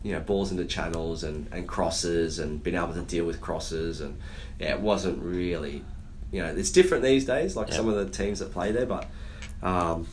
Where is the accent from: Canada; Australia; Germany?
Australia; Brisbane, Queensland; I'm Aussie as, right? I'm very proud of it, but I've got no ancestry to the, no UK passport.